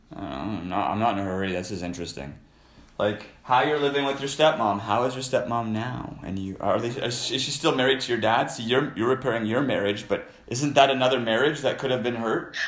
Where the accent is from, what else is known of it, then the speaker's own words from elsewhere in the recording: Canada; I'm a Canadian